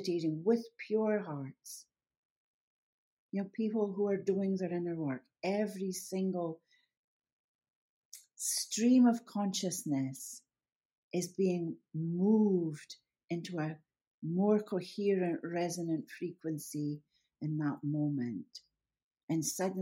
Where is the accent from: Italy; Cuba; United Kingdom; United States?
United Kingdom; Scotland; I'm a Scot